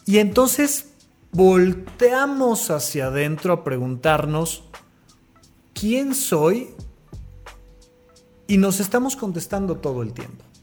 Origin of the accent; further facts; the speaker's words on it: Mexico; Pues soy mexicano.